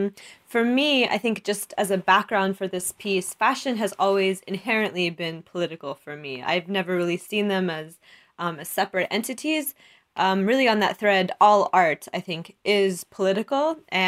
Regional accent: Oklahoma, United States; So for me, growing up in Oklahoma in the South and really understanding, looking at the way that people view me just because of the way that I dress

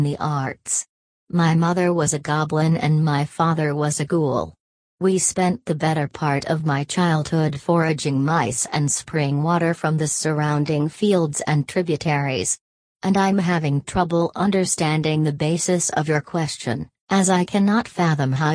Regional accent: Janesville, Wisconsin, United States; I grew up in Janesville, Wisconsin

